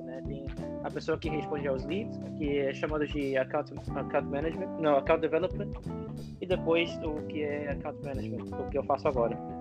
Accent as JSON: {"language": "Portuguese", "region": "California", "country": "United States", "tie": "born or raised there", "also_born_or_lived": "Michoacán, Mexico / Rio de Janeiro, Brazil", "accent": "gringo", "second_language": "Portuguese", "lives_now": "San Francisco, United States", "said": "eu nasci no México, é, toda a minha família é mexicana, meus pais são mexicanos, né? Eu nasci num povo muito pequeno lá e me trouxeram para Califórnia quando eu estava com um ano, para uma cidade que é muito mexicana"}